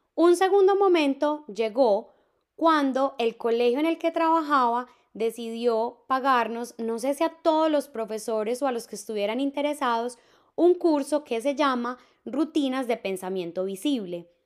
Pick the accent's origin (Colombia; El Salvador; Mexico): Colombia; Medellín, Antioquia; Yo soy de Medellín